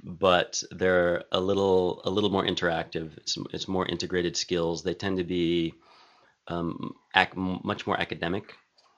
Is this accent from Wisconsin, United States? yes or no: no; California, United States; also born or lived in San Francisco, California / Turkey / Philippines; I'm a California native, Santa okay. Cruz, San Jose. I graduated from San Francisco State University